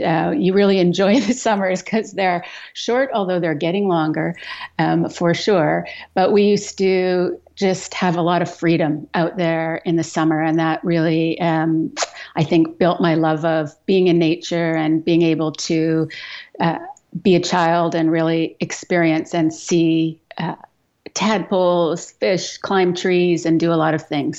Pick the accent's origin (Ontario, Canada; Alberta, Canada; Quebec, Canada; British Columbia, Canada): Alberta, Canada; Edmonton; I grew up in Western Canada. So I grew up in Alberta, uh, in the prairies in Edmonton